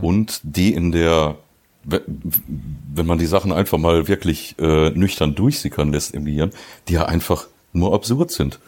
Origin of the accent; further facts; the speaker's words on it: Duisburg, North Rhine-Westphalia, Germany; ich bin ja gebürtiger Duisburger